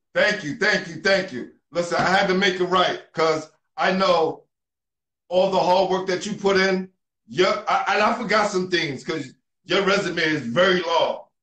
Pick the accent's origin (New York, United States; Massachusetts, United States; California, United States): New York, United States; New York City; I grew up in New York City